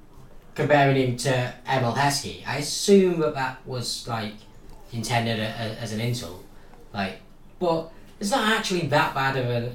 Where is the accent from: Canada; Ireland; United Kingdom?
United Kingdom; Warrington, North West England; the pride of my hometown.